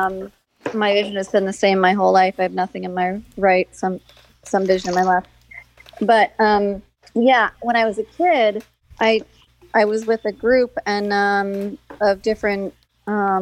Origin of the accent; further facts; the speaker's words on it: Northeast, United States; I grew up in the Northeast doing skiing